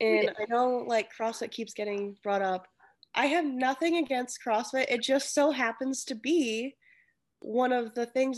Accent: United States; I am Asian American. Like, my mom was from a different country

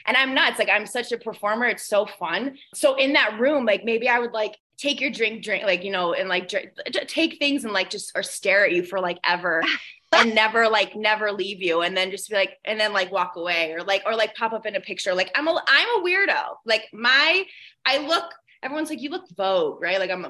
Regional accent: Buffalo, New York, United States; moved away as an adult; also born or lived in Los Angeles; I moved back to Buffalo from Los Angeles in June, July-ish of 2021

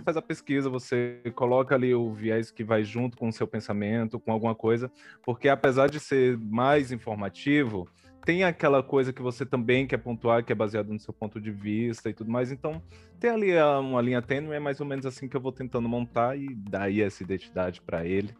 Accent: Ceará, Brazil; now in São Paulo, Brazil; Eu nasci no Ceará

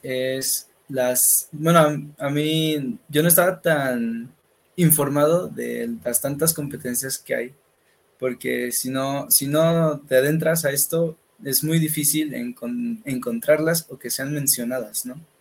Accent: Tulancingo, Hidalgo, Mexico; also born or lived in Nuevo León; soy originario de Hidalgo

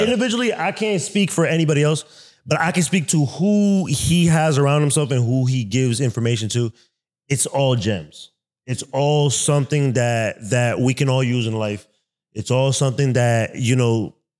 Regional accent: New York City, New York, United States; now in Columbus, United States; I'm from Brooklyn, New York

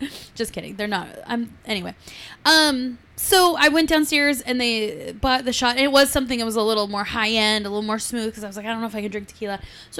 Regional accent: San Diego, California, United States; I'm from San Diego.

